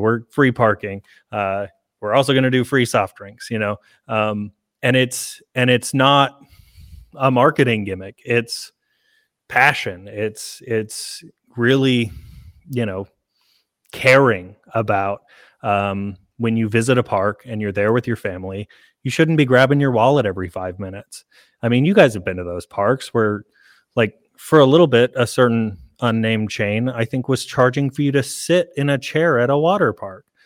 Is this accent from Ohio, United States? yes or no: no; Oklahoma, United States; now in Alabama, United States; I'm from Oklahoma